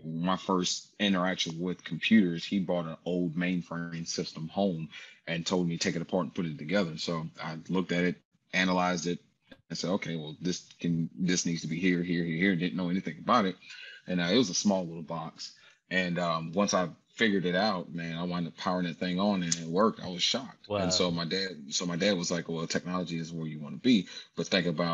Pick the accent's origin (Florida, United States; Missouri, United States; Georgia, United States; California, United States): Georgia, United States; Atlanta; I grew up in Atlanta